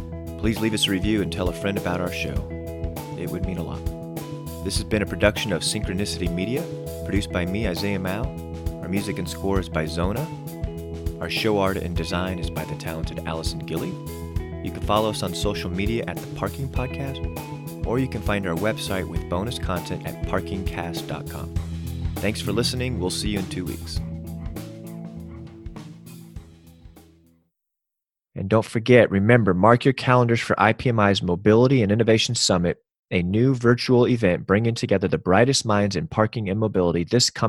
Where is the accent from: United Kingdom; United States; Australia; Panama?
Panama; I was born in Panama, Central America, and I was 4 during Operation Just Cause